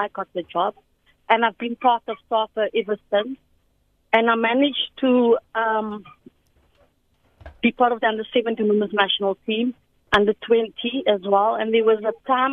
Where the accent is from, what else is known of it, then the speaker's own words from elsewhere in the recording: Cape Town, Western Cape, South Africa; I grew up in Cape Town in a small town called Matrusentin.